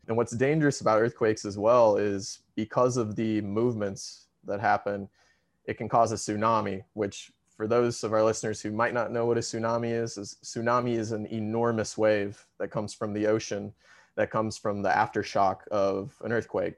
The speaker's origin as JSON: {"language": "English", "region": "Missouri", "country": "United States", "moved": "yes", "lives_now": "Chile", "said": "I'm from Missouri"}